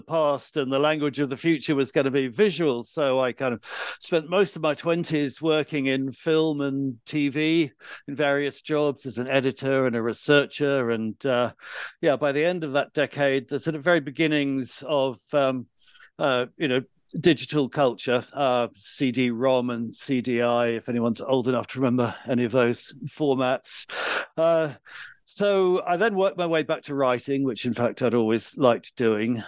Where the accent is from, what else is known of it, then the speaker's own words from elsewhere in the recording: London, United Kingdom; I grew up in London